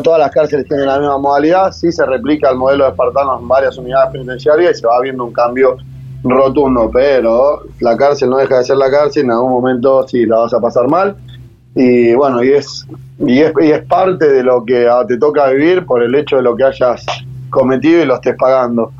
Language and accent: Spanish; San Martín, Buenos Aires Province, Argentina; me crié en Villa Maipú, San Martín, barrio en el que prácticamente nací, me crié y aún sigo viviendo.